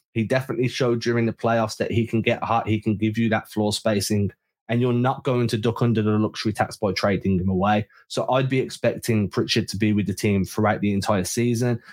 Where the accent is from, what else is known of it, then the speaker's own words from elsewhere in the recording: England, United Kingdom; as an Englishman